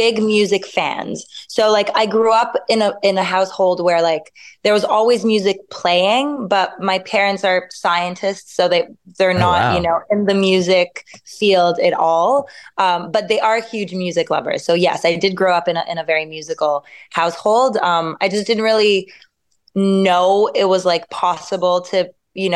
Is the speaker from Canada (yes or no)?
yes; Montreal, Quebec, Canada; moved away as an adult; now in Paris, France; Yes, I was born and raised in Montreal.